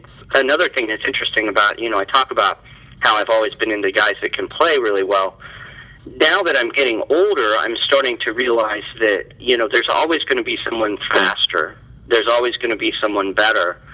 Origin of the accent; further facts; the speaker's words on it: Kansas, United States; also born or lived in Little Rock, Arkansas / Topeka, Kansas; moved to Kansas when I was about 4 years old